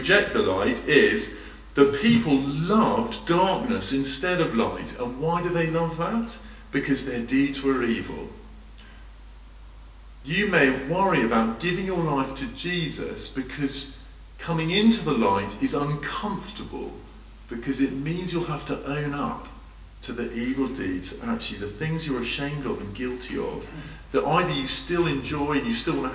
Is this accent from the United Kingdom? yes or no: yes; United Kingdom; as a Brit